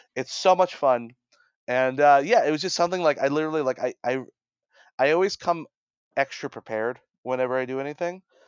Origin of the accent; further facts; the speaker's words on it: Brooklyn, New York, United States; I'm from Brooklyn